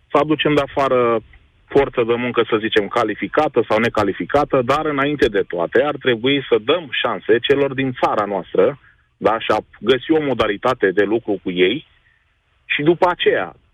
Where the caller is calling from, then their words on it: Ploiești, Prahova, Romania; Salut, băieți! Vă sunt de la Ploiești.